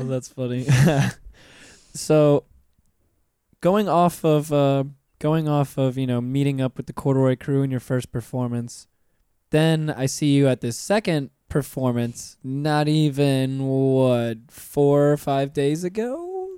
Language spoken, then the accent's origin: English; Pensacola, Florida, United States; moved away as an adult; now in Orlando, United States; I'm originally from Pensacola